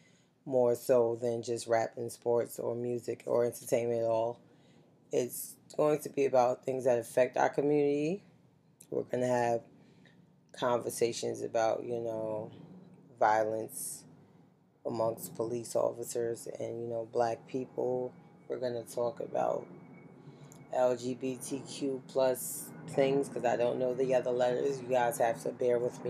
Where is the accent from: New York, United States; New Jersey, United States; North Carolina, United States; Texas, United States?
New York, United States; New York City; I'm from the Bronx